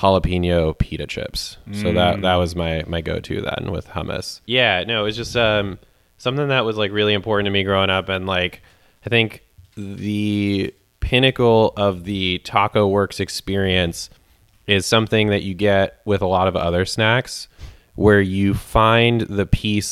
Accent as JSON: {"language": "English", "area": "Central Coast, San Luis Obispo area", "region": "California", "country": "United States", "tie": "born or raised there", "moved": "yes", "said": "I grew up on the Central Coast, and one thing that is a staple of living in the San Luis Obispo area"}